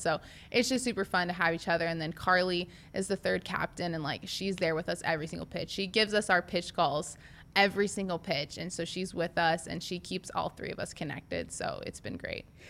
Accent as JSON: {"language": "English", "region": "Nebraska", "country": "United States", "said": "I'm from Nebraska and I played for Nebraska."}